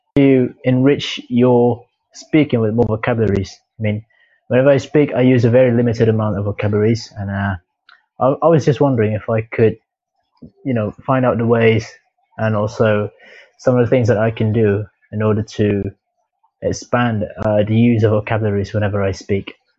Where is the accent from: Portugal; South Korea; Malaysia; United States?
Malaysia; English is a second language; I'm from Malaysia